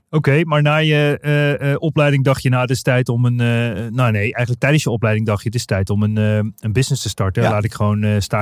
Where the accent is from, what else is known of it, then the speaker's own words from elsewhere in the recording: Bolsward, Friesland, Netherlands; also born or lived in Menaldum / Leeuwarden; Ik ben opgegroeid in Friesland.